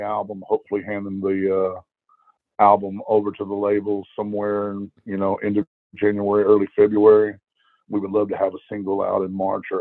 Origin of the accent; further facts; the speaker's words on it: Texas, United States; I'm from Texas